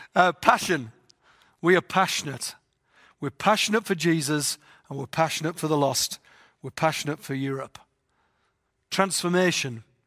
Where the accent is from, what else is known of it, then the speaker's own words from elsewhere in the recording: England, United Kingdom; moved away; I've got a funny voice 'cause I'm from England.